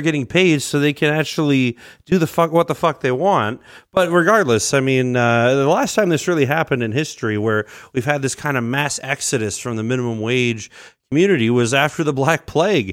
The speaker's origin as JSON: {"language": "English", "town": "Edmonton", "region": "Alberta", "country": "Canada", "tie": "born or raised there", "said": "I grew up in Saint Albert, but I've been largely in Edmonton my whole life"}